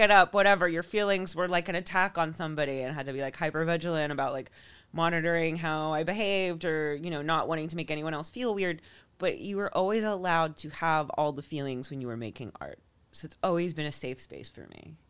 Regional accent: Florida, United States; also born or lived in New York; now in Los Angeles, United States; I grew up in Florida.

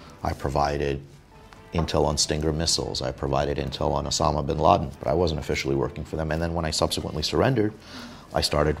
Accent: New York City, New York, United States; also born or lived in Soviet Union; growing up in places like Coney Island, growing up in Brooklyn

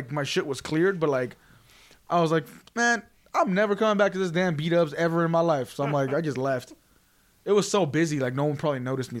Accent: Las Vegas, Nevada, United States; accent: Californian; also born or lived in California; I'm from California, raised in Vegas. But yeah, I can see why I have a Californian accent.

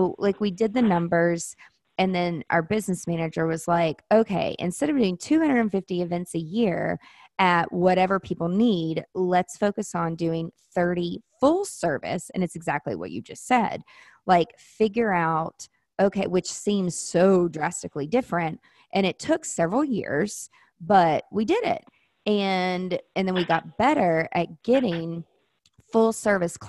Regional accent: the South, United States; I'm from the South

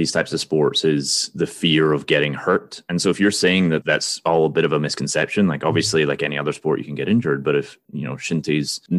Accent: Scotland, United Kingdom; now in United States; being Scotsman living in America

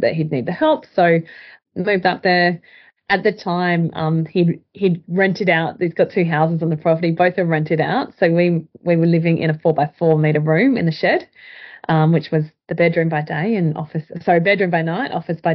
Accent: Pinjarra, Western Australia, Australia; moved away as an adult; also born or lived in Perth, Australia / Mandurah, Australia; now in Katherine, Australia; where I grew up in Pinjarra

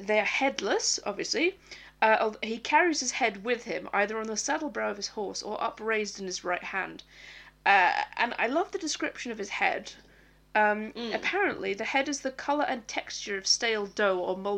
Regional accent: Scotland, United Kingdom; I sometimes get asked, where are you from? And I say Scotland

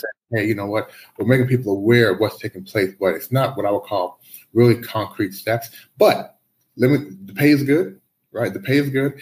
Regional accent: United States; moved away as an adult; also born or lived in Canada; now in Shanghai, China; I moved to the U.S. back in the early '80s. So I grew up in the U.S.

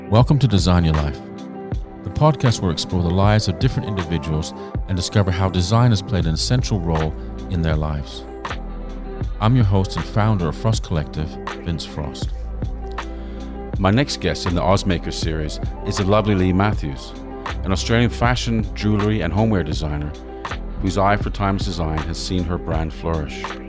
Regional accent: White Rock, British Columbia, Canada; moved away; also born or lived in England / Saskatchewan; born in England, grew up in Canada

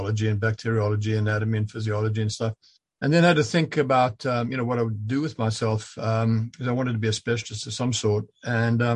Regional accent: South Africa; moved away as an adult; also born or lived in Zambia; now in London, Canada; I lived much of my life in South Africa at school, but also Central Africa and what was then Northern Rhodesia and became Zambia

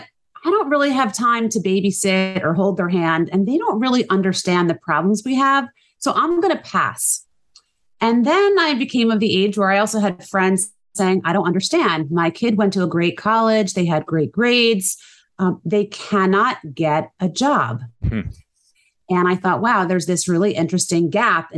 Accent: New Jersey, United States; also born or lived in St. Louis; I born and raised in New Jersey, raised my family here

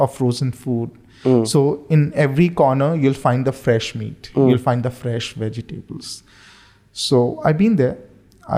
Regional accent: India; moved away as an adult; now in Bahrain; I'm an Indian.

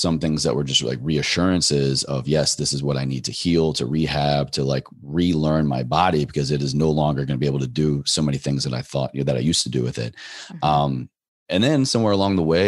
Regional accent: Virginia, United States; drove back home to my home state of Virginia

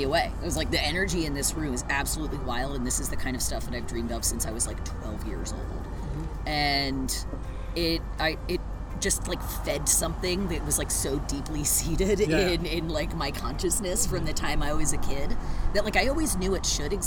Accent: Philadelphia, Pennsylvania, United States; moved away; I'm originally from Philadelphia

